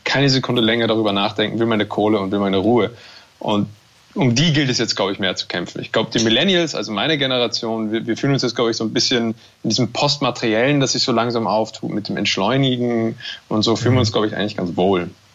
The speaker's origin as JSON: {"language": "German", "country": "Germany", "accent": "German", "moved": "yes", "lives_now": "Austria", "said": "diese Existenz als, als Deutscher oder jemand mit einem deutschen Akzent in Österreich"}